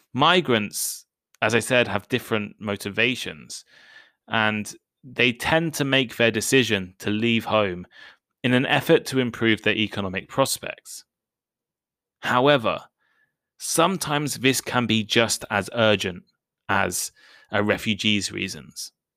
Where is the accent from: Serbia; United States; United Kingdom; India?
United Kingdom; I'm British.